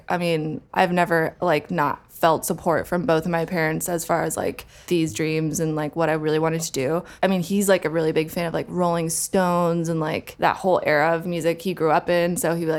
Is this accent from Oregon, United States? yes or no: yes; Portland, Oregon, United States; born there; So I was born in Portland, Oregon.